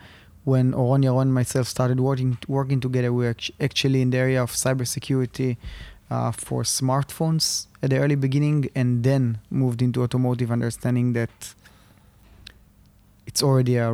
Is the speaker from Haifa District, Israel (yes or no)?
no; Rishon LeZion, Central District, Israel; English is a second language; So I was born in Rishon LeZion, about 20 minutes south of Tel Aviv. Was studying in the Gimnasia Realit, which is, I would say, probably the most famous high school in Rishon.